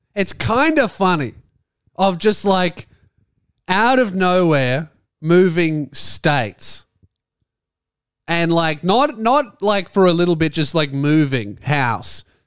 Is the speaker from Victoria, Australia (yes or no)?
yes; Frankston, Victoria, Australia; moved away as an adult; now in Tasmania, Australia; my hometown